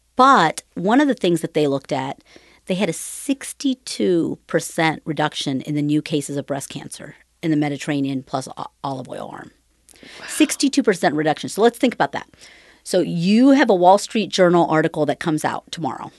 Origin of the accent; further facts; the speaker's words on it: Cambridge, Ohio, United States; was born and raised in Cambridge, Ohio, which is southeastern Ohio